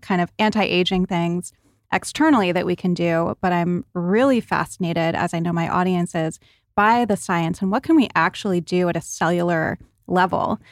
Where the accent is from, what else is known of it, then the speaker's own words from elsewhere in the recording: New England, United States; growing up in New England especially, we were in the tanning booth every day